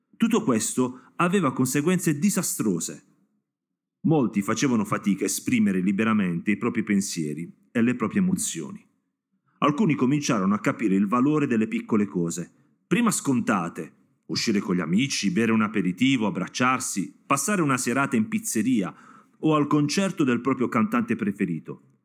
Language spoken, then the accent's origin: Italian; Apulia, Italy; da pugliese do gli accenti sbagliati e cognomi qua in zona